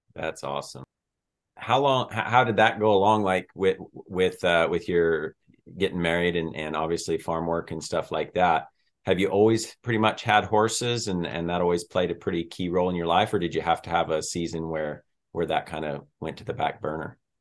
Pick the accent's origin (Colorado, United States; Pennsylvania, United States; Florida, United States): Colorado, United States; moved away; also born or lived in Montana; I'm originally from Colorado